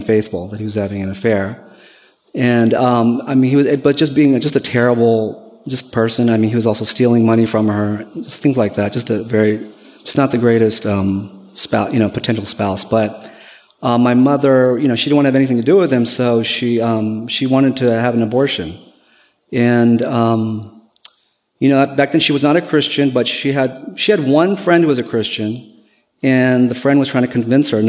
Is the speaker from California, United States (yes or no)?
yes; Bay Area, California, United States; moved away as an adult; Me and my wife, we're originally from the Bay Area, California. We moved here November of last year for the purpose of me going to school